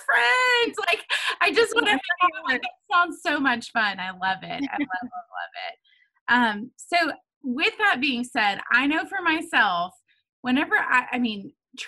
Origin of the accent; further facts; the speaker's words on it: Tennessee, United States; I'm back to my Tennessee roots.